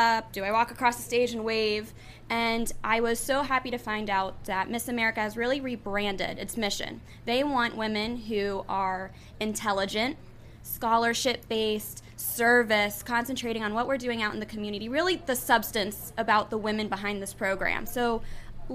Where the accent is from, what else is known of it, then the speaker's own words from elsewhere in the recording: Coral Springs, Florida, United States; also born or lived in Tallahassee, Florida; I currently grew up in Coral Springs, Florida. My whole life is where I grew up in South Florida area competing and dancing